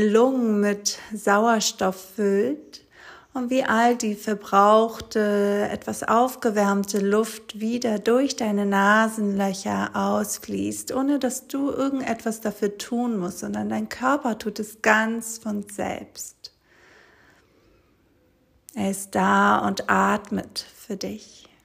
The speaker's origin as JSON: {"language": "German", "country": "Greece", "tie": "born or raised there", "second_language": "German", "moved": "as an adult", "said": "nach Griechenland auf der kleinen Insel, wo ich aufgewachsen bin, wo ich die ersten 18 Jahre meines Lebens verbracht habe."}